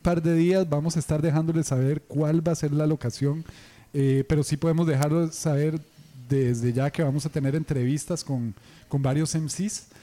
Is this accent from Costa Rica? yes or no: yes; San José, Costa Rica; nosotros, que somos de aquí de San José